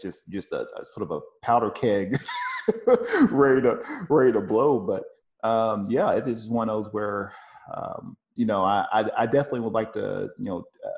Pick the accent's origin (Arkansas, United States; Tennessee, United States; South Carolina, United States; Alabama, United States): Tennessee, United States; now in California, United States; I'm originally from Tennessee. I'm from the South, and everybody is sort of, it's just one of those, you know, you go to work, you know, you go to church, you know, it's just a real Bible Belt type feel.